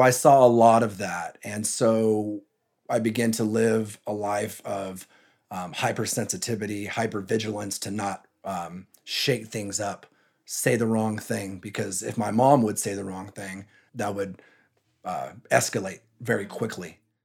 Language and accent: English; San Jose, California, United States; also born or lived in Texas / Santa Cruz; I was born in San Jose, as I mentioned earlier, I'm from the San Jose area.